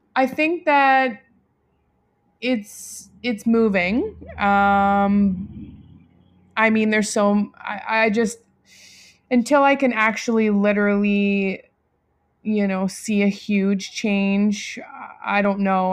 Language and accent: English; Delta, British Columbia, Canada; I grew up in North Delta.